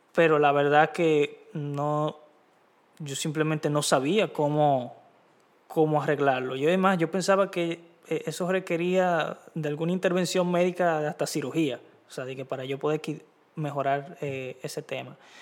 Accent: Dominican Republic; soy dominicano

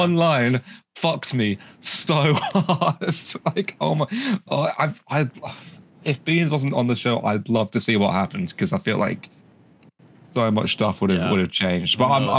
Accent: United Kingdom; I'm British.

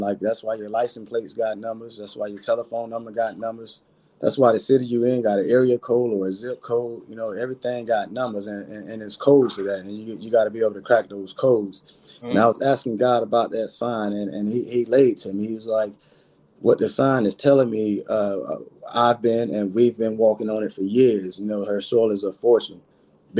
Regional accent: Belle Glade, Florida, United States; moved away; I'm from Belgrade in Harlem, is where I grew up at and where I was born and raised

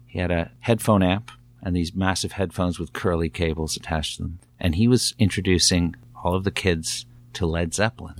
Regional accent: Newcastle, Ontario, Canada; Living, growing up in Newcastle, Ontario

